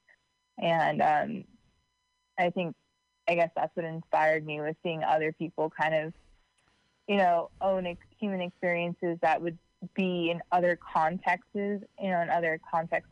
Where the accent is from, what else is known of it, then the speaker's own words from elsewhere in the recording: Livermore / San Francisco Bay Area, California, United States; I kind of like half grew up here, half grew up in the city.